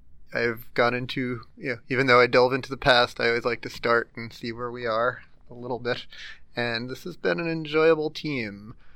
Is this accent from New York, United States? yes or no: yes; New York, United States; I'm from New York.